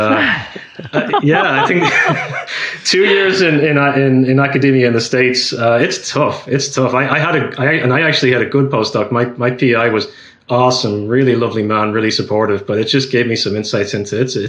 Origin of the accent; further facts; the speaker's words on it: Ireland; accent: Irish; I've been told recently that I'm losing my accent, so I'm going to try and make an effort to sound more Irish today.